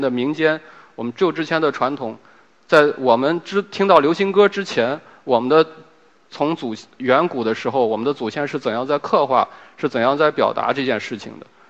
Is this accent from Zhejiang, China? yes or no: no; Helan Mountains, Ningxia, China; 我在贺兰山长大嘛，贺兰山脚底下长大